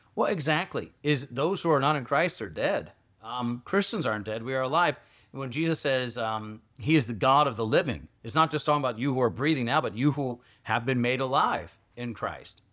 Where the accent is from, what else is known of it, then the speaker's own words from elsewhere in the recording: Georgia, United States; moved away; I grew up in Georgia